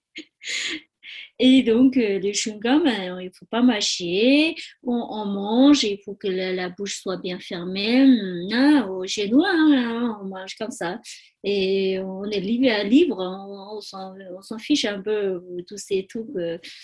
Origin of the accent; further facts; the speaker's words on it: Tibet, China; French is a second language; moved away as an adult; also born or lived in Nepal / India; now in France; je suis née au Tibet j'ai grandi au Tibet, j'ai fait les études au Tibet.